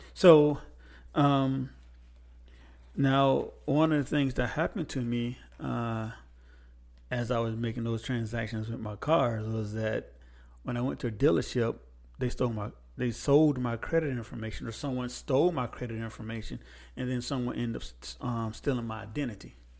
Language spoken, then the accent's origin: English; United States